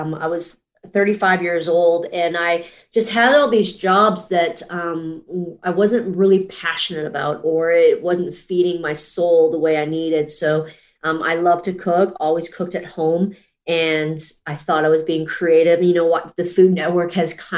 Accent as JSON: {"language": "English", "town": "Toronto", "region": "Ontario", "country": "Canada", "tie": "born or raised there", "also_born_or_lived": "Gulfport, Mississippi", "moved": "as an adult", "lives_now": "Asheville, United States", "said": "I'm originally from Toronto, Canada."}